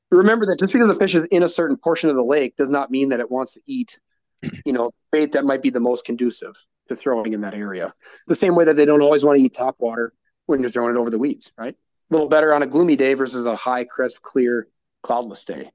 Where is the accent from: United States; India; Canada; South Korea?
United States; Green Bay, Wisconsin; I'm from Green Bay. I've, I've, fished Green Bay since I was three years old